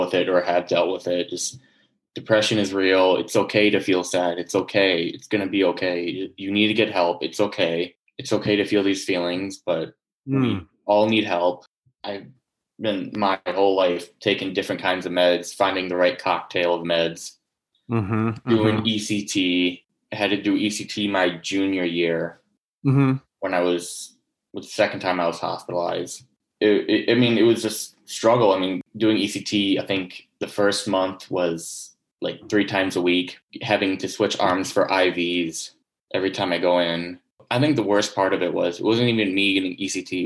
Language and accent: English; Ann Arbor, Michigan, United States; I'm from Ann Arbor, Michigan.